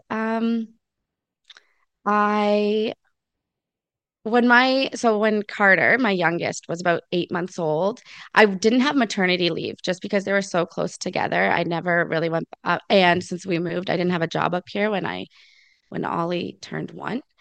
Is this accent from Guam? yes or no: no; Lion's Head, Ontario, Canada; now in Port Elgin, Canada; born in Lion's Head. I born and raised there.